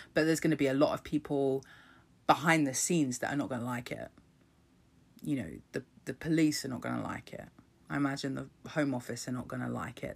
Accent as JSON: {"language": "English", "country": "United Kingdom", "tie": "born or raised there", "said": "my birth certificate that says I was fucking born in this country"}